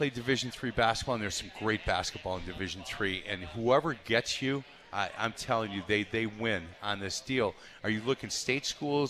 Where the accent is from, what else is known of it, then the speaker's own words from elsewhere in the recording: Milwaukee, Wisconsin, United States; I grew up in Milwaukee